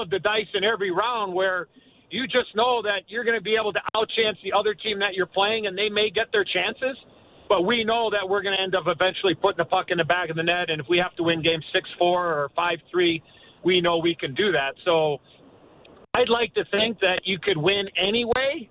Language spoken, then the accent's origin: English; Chicago, Illinois, United States; moved away as an adult; also born or lived in Toronto; Chicago, my hometown